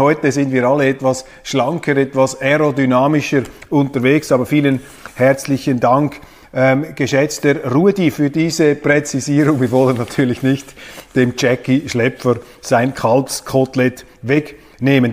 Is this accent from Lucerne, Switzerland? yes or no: no; Kloten, Zurich, Switzerland; ich bin in Kloten aufgewachsen